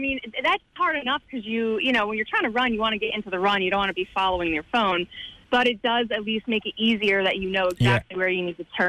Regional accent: New Jersey, United States; I'm from New Jersey, so I'm from, you know, East Coast.

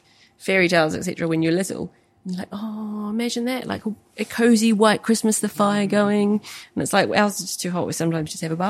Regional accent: New Zealand; moved away; growing up in New Zealand

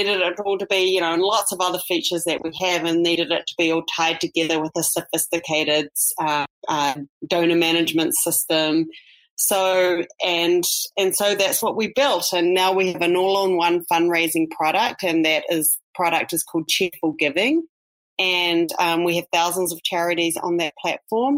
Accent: New Zealand; moved away as an adult; also born or lived in New York; now in United States; I'm a New Zealand native, as you could probably hear from my accent

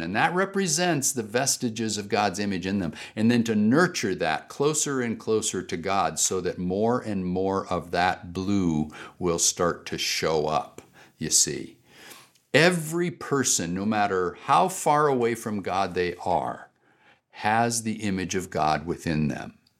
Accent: United States; I am an American

